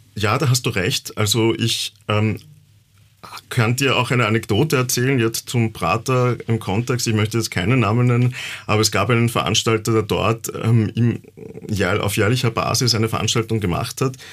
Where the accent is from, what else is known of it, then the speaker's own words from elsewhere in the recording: Yucatán, Mexico; now in Vienna, Austria; Ich komme auch aus der Gegend, wo aus Yucatan, wo Tulum ja auch liegt. Ich habe Tulum gesehen als Kind noch